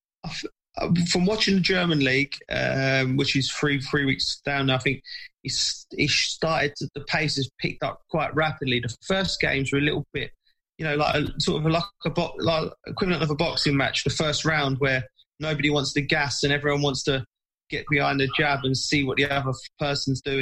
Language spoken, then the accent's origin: English; England, United Kingdom; as an Englishman, as an English player